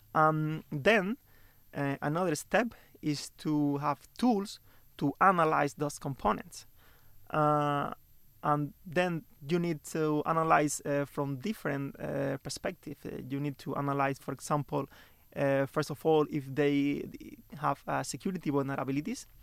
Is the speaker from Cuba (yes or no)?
yes; Santa Clara, Villa Clara, Cuba; moved away as an adult; now in Stockholm, Sweden; I'm from Cuba